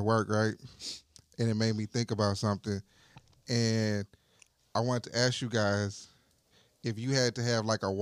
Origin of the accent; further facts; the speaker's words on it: Houston, Texas, United States; I'm from Houston. I understand the accent